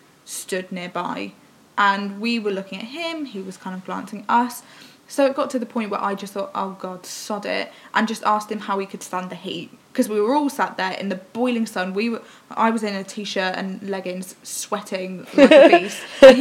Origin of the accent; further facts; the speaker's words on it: Oxford, South East England, United Kingdom; we're from Oxford